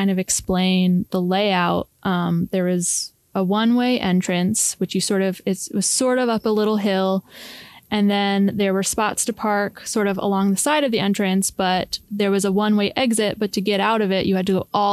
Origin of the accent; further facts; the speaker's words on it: Connecticut, United States; my sister and I are from Connecticut